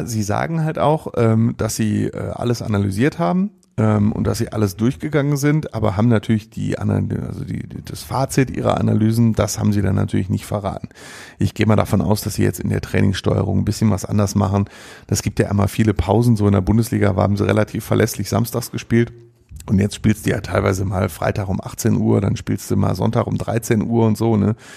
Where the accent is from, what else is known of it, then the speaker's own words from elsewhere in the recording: Mülheim an der Ruhr, North Rhine-Westphalia, Germany; aus Mülheim an der Ruhr, aus meiner Heimatstadt